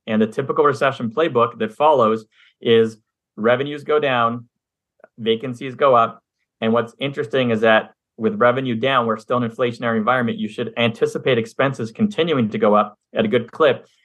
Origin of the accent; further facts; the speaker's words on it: Montreal, Quebec, Canada; now in United States; I'm originally from Montreal, Canada, grew up there for half my life, came down to the U S